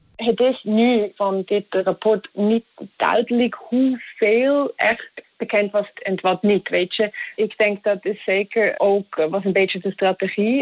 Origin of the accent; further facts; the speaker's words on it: Zug, Switzerland; Dutch is a second language; also born or lived in Utrecht; in Toek. Dat is trouwens ook waar ik vandaan kom